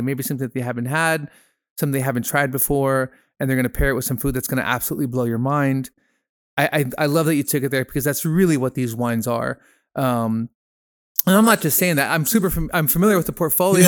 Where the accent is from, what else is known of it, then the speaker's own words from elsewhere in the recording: Peru; moved away as an adult; I grew up in Peru. I'm half Peruvian. I went to high school down there, um, from thirteen to twenty.